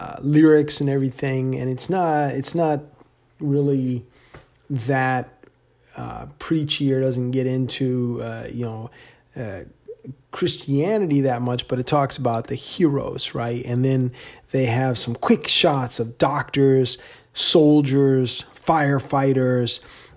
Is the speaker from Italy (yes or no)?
no; Virginia, United States; also born or lived in Ohio; So I, you know, I was born in Ohio, but I never really lived there. So I never really considered that my hometown because I grew up in Northern Virginia for most of my life.